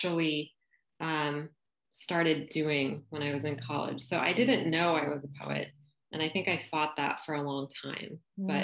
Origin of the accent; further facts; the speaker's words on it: San Diego, California, United States; now in Little Rock, United States; I live in Little Rock, Arkansas, but although I'm landlocked here, I grew up in San Diego. So I'm a Southern Californian at heart.